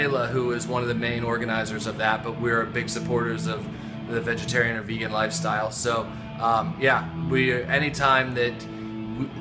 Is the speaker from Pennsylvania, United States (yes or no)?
yes; Pittsburgh, Pennsylvania, United States; the culture that we grew up in Pittsburgh